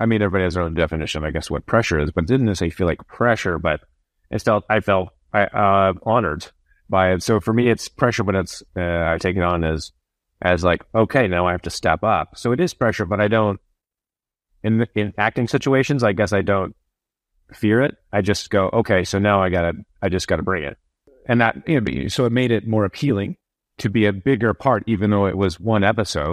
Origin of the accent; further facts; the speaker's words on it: Iowa, United States; I'm from Iowa